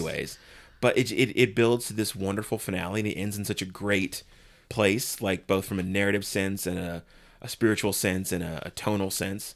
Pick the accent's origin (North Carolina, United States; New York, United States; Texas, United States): Texas, United States; San Antonio; I grew up in San Antonio